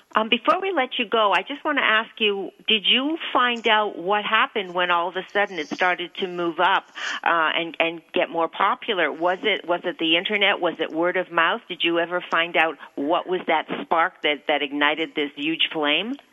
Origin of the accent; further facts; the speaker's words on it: Toronto, Ontario, Canada; moved away as an adult; also born or lived in New York City; I was uh, born in Toronto. Um, still have family in Toronto, but I left for the for New York City when I was 19. But uh, I can say it's my hometown